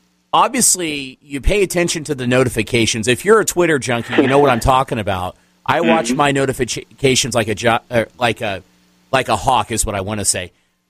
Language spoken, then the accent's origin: English; Midwest, United States; I'm from the Midwest.